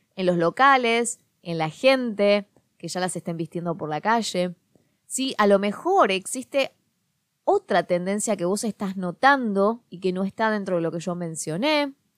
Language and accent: Spanish; Quilmes, Buenos Aires Province, Argentina; la zona de Quilmes, en Buenos Aires, que es de donde yo soy